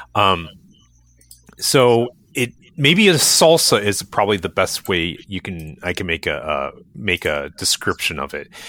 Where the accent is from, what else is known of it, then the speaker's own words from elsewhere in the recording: Cleveland area and Columbus, Ohio, United States; I was raised in the Cleveland area and Columbus